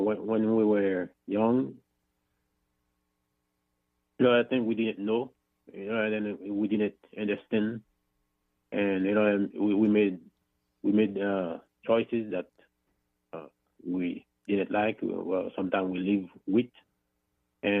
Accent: Haiti; accent: thick accent; English is a second language; moved away; I'm originally from Haiti, as you can see my thick accent

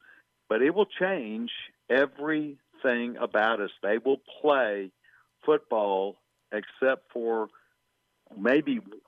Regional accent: Waco, Texas, United States; I'm from Waco, Texas. I'm a Texan.

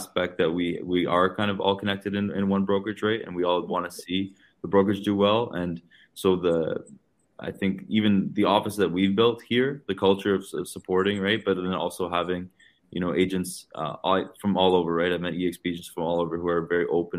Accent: Ottawa, Ontario, Canada; I'm from Ottawa, Ontario, Canada

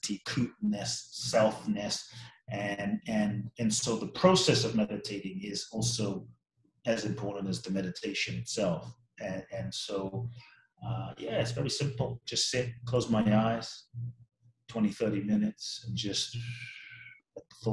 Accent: London, United Kingdom; also born or lived in Ghana; I grew up in London, so I grew up in all these different cultures.

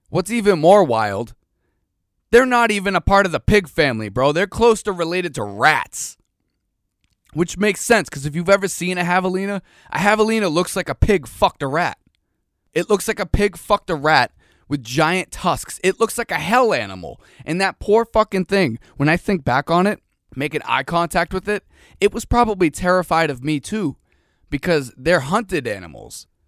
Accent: Boston, Massachusetts, United States; I'm from Boston. Like you don't see javelinas just running around.

